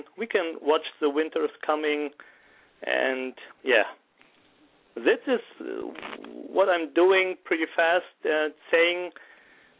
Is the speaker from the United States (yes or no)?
no; Germany; also born or lived in Wuppertal; I'm from Germany, 38 years old, and I'm a professional firefighter in the city of Wuppertal, where I'm living